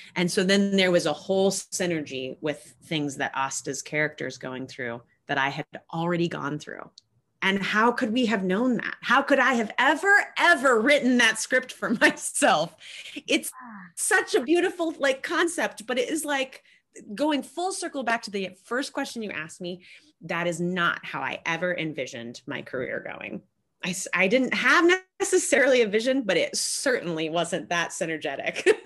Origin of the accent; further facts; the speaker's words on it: United States; as an American